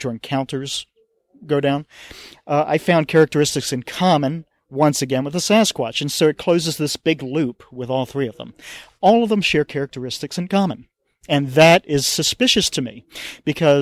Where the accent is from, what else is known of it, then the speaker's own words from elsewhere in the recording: Maryland, United States; growing up in Maryland